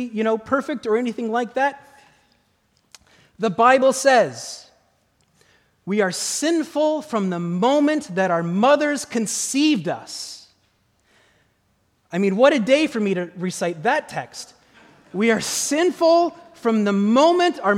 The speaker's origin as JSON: {"language": "English", "region": "Midwest", "country": "United States", "tie": "born or raised there", "said": "I grew up in the Midwest"}